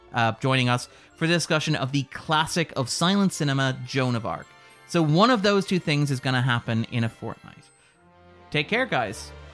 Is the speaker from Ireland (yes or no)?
yes; Sligo, Connacht, Ireland; we are from Sligo.